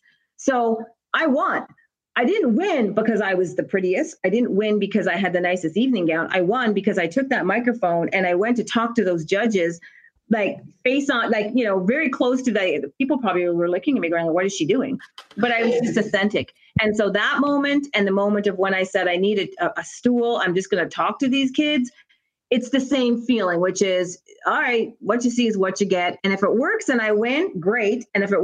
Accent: Canada; moved away as an adult; also born or lived in United States; I'm from Canada

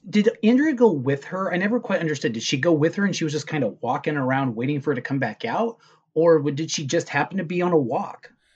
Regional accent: Southern California, United States; we're from Southern California

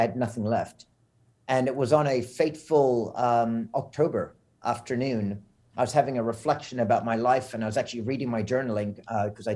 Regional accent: South Africa; moved away; also born or lived in Montreal, Canada / Florida, United States / Bermuda; growing up in South Africa

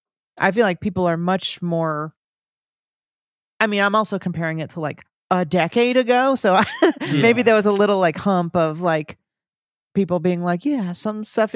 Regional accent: United States

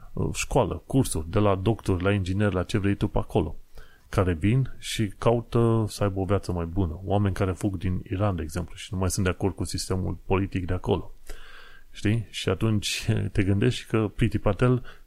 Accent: Romania; moved away as an adult; now in London, United Kingdom

